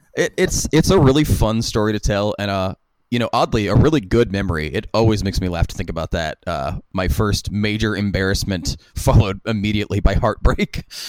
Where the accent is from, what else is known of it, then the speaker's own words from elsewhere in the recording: West Virginia, United States; kids growing up in West Virginia, all we had to do was skateboard and play music